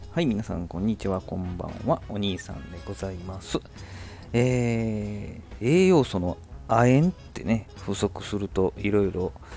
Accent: Hyogo, Japan; 地元の地元兵庫のね、相生

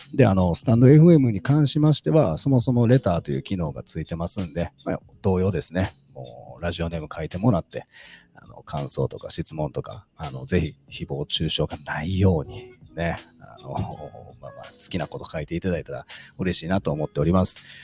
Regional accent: Kansai, Japan; 関西人なんで、小さい頃から喋ることに

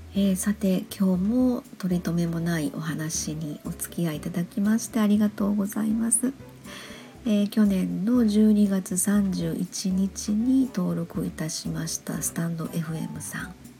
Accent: Kansai, Japan; 関西人なので

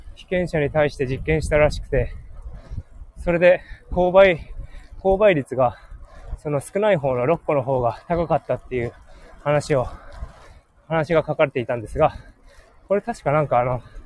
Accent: Hokkaido, Japan; 僕はすごい、北海道の田舎に育って

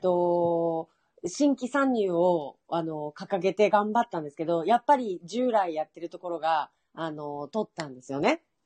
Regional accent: Hokkaido, Japan; 私北海道ですけど

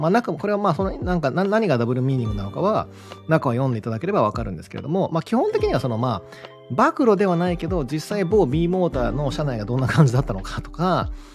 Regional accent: Kagawa, Japan; 僕とすごい出身地が、てかまあ彼も香川出身

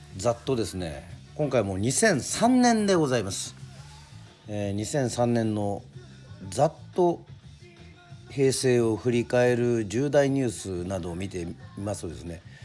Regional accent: Yoron, Kagoshima, Japan; 私があの生まれ育った与論島

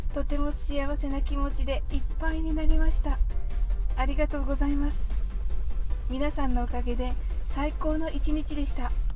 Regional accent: Japan; 私たち日本人

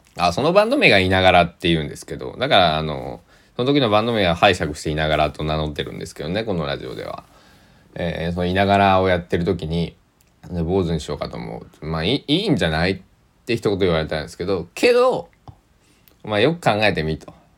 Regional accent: Kochi, Japan; 僕の生まれ育った高知

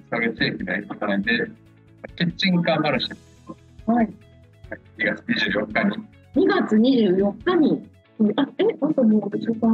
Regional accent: Amagasaki, Hyogo, Japan; 地元が尼崎なんですけど

